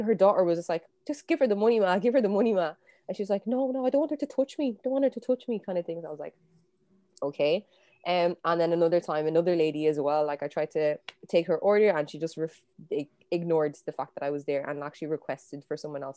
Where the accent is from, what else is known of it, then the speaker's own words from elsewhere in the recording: Kildare, Leinster, Ireland; I'm half Nigerian, half South African, but I grew up in Ireland. Like I've lived in Ireland since I was 2 years old